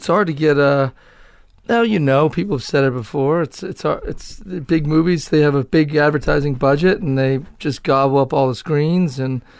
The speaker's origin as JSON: {"language": "English", "town": "Cambridge", "region": "Massachusetts", "country": "United States", "tie": "born or raised there", "said": "I grew up in Cambridge."}